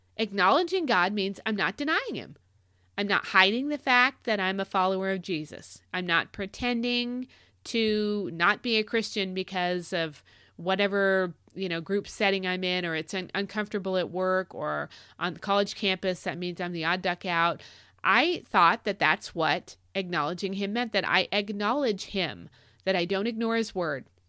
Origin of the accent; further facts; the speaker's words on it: Arizona, United States; moved away; for a, a hunk of my childhood, we grew up in Arizona